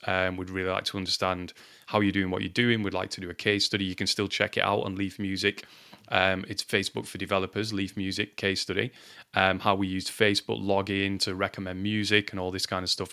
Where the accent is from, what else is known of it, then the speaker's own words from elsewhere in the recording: Lancashire, North West England, United Kingdom; I'm from Lancashire in England.